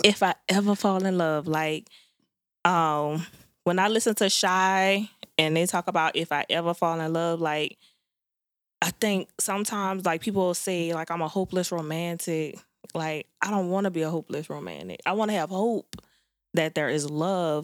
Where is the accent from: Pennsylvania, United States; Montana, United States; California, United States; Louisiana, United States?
Louisiana, United States; New Orleans; I'm from Nanola